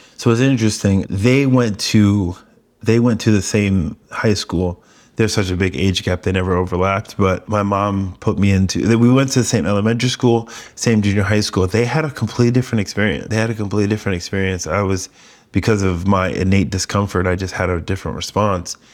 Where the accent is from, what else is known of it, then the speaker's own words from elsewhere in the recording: New York, United States; also born or lived in Coachella Valley; now in San Diego, United States; I'm being from New York